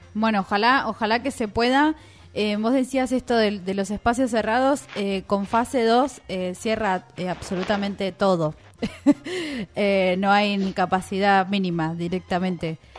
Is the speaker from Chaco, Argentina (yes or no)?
no; Florida, Buenos Aires Province, Argentina; now in Tandil, Argentina; yo soy de Florida, de Vicente López